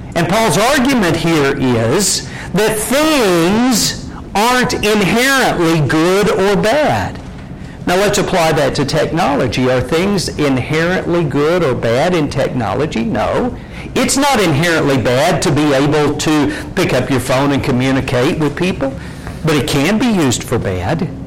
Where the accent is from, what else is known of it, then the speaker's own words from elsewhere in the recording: Lindsay, Oklahoma, United States; When I was a kid growing up in Lindsay, Oklahoma